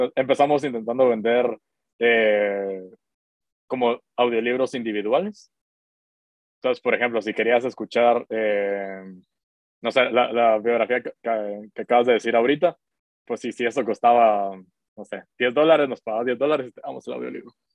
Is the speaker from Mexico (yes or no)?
no; Guatemala; yo soy de Guatemala, tengo 31 años.